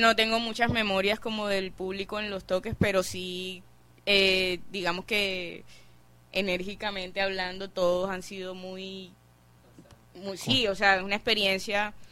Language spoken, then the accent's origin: Spanish; Barranquilla, Atlántico, Colombia; nuestra cultura como barranquilleros